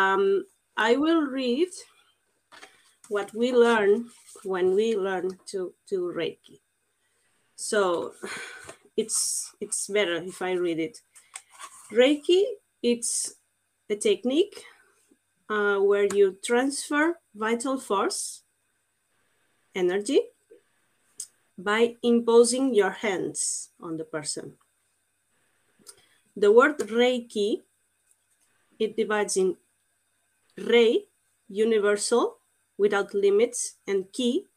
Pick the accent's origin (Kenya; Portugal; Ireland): Portugal; English is a second language; now in Andorra; I'm not English, I'm Portuguese.